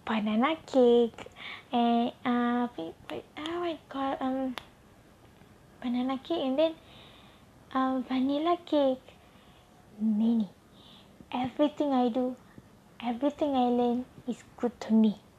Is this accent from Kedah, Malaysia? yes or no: yes; Kedah, Malaysia; English is a second language; my hometown also in Kedah.